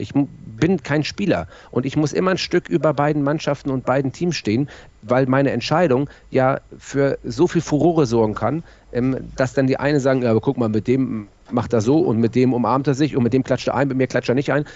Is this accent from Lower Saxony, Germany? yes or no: no; Hamburg, Germany; ich bin in Hamburg-Bergedorf geboren und äh, bin dann in Mümmelmannsberg aufgewachsen